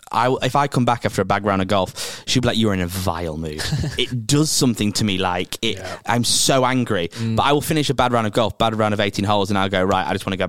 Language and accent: English; Preston, North West England, United Kingdom; now in London, United Kingdom; I'm originally from Preston.